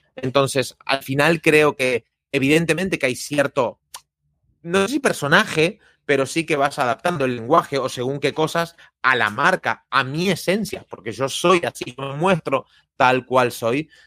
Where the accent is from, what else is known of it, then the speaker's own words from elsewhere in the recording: Argentina; soy argentino